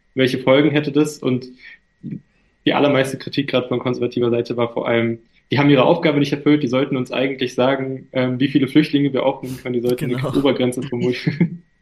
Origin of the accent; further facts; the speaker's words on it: Germany; ich bin ein türkischer Junge, aber ich bin in Deutschland aufgewachsen und hier geboren